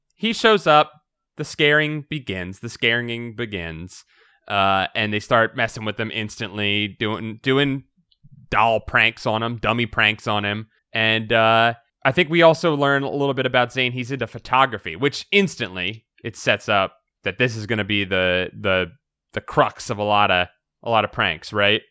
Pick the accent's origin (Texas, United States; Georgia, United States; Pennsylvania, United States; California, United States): Pennsylvania, United States; Philadelphia; I'm from Philadelphia